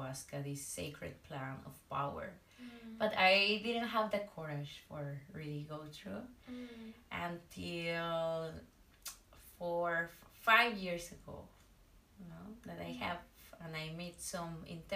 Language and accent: English; northwest Mexico, Mexico; I'm from Mexico, from the northwest of Mexico